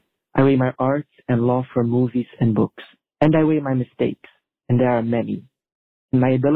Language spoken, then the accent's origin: English; Belgium; I'm from Belgium.